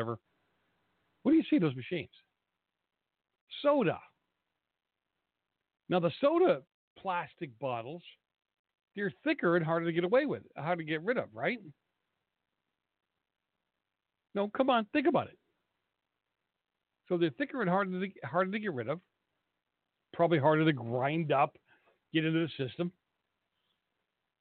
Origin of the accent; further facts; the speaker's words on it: Boston area, Massachusetts, United States; I grew up around the Celtics, the Bruins, the Red Sox